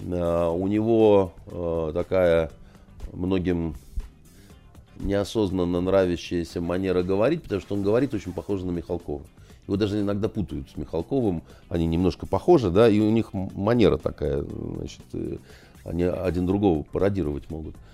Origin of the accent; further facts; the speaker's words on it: Kyiv, Ukraine; Я киевлянин, я там, значит, из такой киевской элиты, я свободно говорю по-украински, у меня масса разных всяких достоинств, я э, россиянин